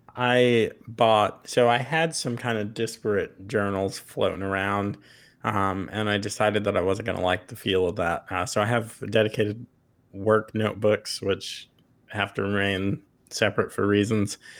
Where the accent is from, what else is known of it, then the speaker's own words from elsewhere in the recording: Long Island, New York, United States; I'm from Long Island, so I'm not a farm person at all